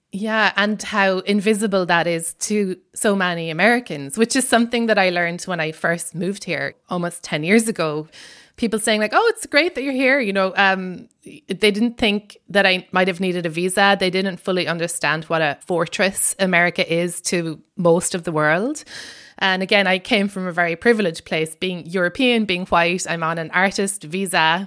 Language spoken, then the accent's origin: English; Ireland; accent: Irish; now in United States